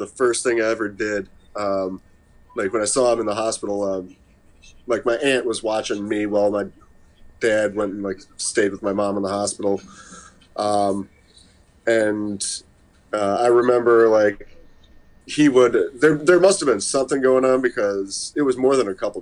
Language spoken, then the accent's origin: English; Clinton Township, Michigan, United States; also born or lived in Warren, Michigan; I was born in Clinton Township. Well, I was born in Warren, but lived in Clinton Township when I was a kid